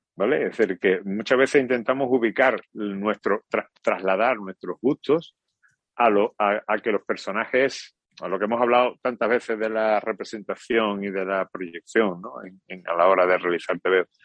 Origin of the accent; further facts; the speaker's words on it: San Roque, Andalusia, Spain; mi arma secreta sanroqueña, mi paisano Manolo Mesa